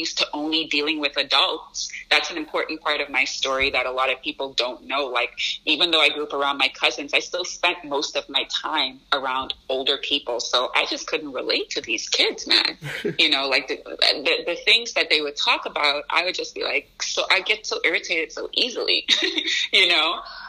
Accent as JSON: {"language": "English", "town": "Chicago", "region": "Illinois", "country": "United States", "tie": "born there", "said": "like I said, I was born in Chicago."}